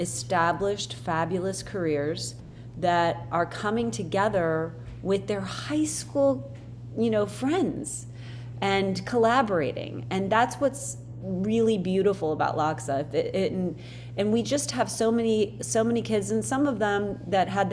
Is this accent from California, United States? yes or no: no; Akron, Ohio, United States; now in Los Angeles, United States; I'm from Akron